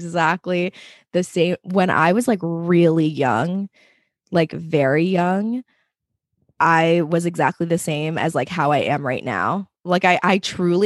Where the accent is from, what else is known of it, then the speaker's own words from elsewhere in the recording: Allentown, Pennsylvania, United States; also born or lived in Queens, New York; now in Long Island, United States; I was born in Queens, but I always say that I'm from Allentown, Pennsylvania, because we moved there when I was in third grade. So I basically spent most of my life in Pennsylvania.